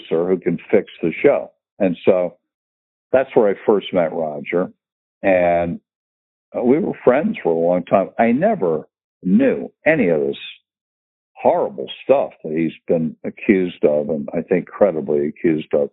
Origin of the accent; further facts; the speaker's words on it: Nassau County, New York, United States; I grew up here and I went away to boarding school and college